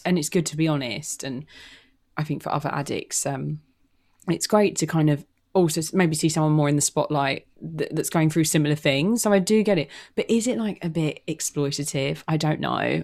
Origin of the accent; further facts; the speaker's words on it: London, United Kingdom; I'm single. I'm from London. I'm, I'm English.